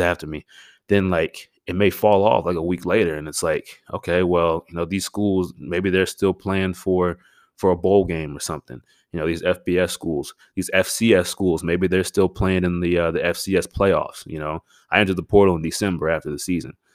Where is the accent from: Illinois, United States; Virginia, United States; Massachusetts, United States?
Virginia, United States; Stafford; I grew up uh, in Northern Virginia, uh, a town called Stafford